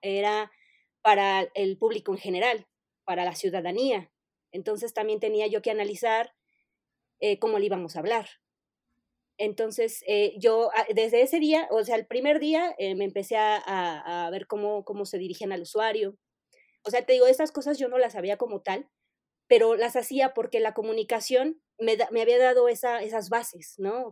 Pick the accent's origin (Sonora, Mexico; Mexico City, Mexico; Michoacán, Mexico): Mexico City, Mexico; soy de la Ciudad de México. Siempre eh, he vivido en la Ciudad de México